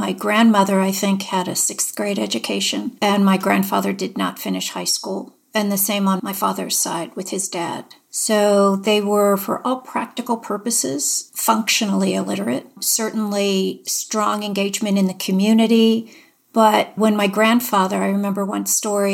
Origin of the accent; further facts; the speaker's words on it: Erie, Pennsylvania, United States; moved away as an adult; I grew up in Erie, Pennsylvania